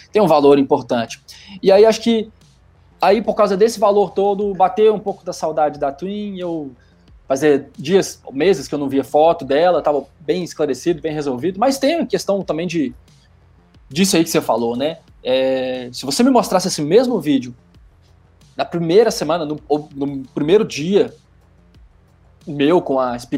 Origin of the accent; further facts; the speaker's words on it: Belo Horizonte, Minas Gerais, Brazil; ter ido até Belo Horizonte, que é a minha cidade natal, com essa moto